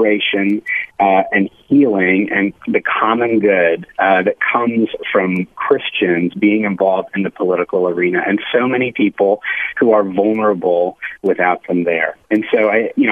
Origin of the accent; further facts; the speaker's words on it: Phoenix, Arizona, United States; I grew up in Phoenix.